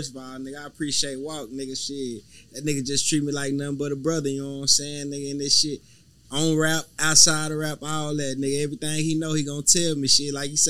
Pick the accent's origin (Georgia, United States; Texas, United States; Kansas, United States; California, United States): Texas, United States; Palestine; So, I'm from Texas. You feel me? I'm not from Houston. You know what I'm saying? I'm from East Texas, the country. Palestine